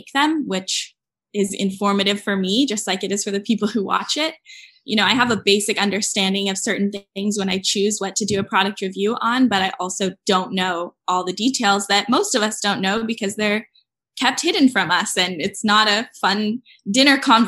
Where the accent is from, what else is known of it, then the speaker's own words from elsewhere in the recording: San Diego, California, United States; moved away as an adult; now in Berkeley, United States; I'm from San Diego, but now I live in Berkeley